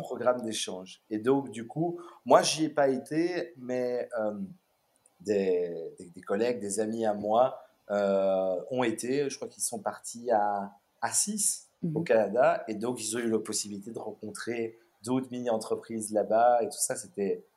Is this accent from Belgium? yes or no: yes; Brussels, Brussels-Capital Region, Belgium; born or raised there; also born or lived in Melbourne, Australia